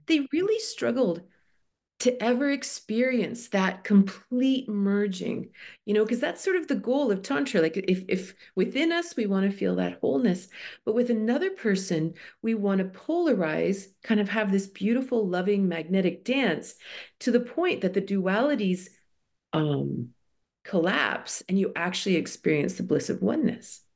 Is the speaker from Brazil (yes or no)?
no; Toronto, Ontario, Canada; moved away as an adult; I grew up in Toronto